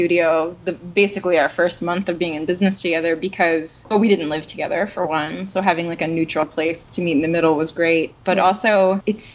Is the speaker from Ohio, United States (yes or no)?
yes; Athens, Ohio, United States; now in Bellingham, United States; I am from southeastern Ohio. I'm an Appalachian girl